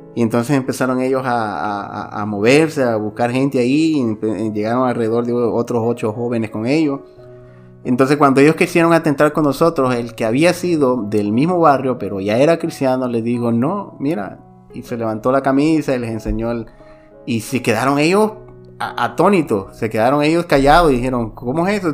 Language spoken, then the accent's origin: Spanish; Santiago de María, Usulután, El Salvador; mi ciudad, de donde yo soy originario, Santiago de María, Usulután